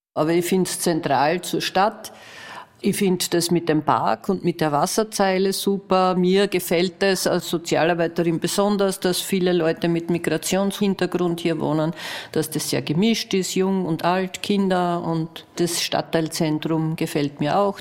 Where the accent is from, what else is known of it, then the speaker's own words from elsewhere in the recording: Graz, Styria, Austria; ich mein ganzes Leben lang als Grazerin gehört habe